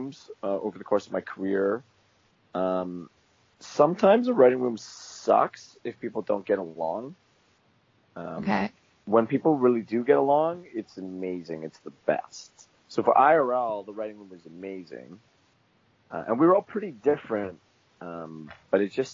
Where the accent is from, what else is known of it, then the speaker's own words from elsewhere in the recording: Toronto, Ontario, Canada; I'm here from Toronto, Ontario, Canada